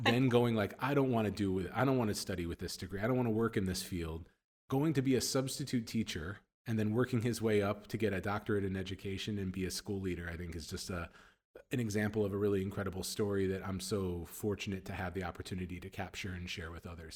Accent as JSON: {"language": "English", "country": "United States", "moved": "as an adult", "lives_now": "Middle East", "said": "as an American"}